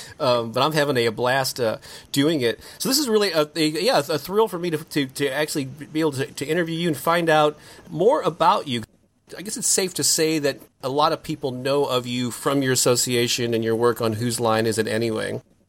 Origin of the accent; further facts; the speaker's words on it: St. Louis, Missouri, United States; my hometown of St. Louis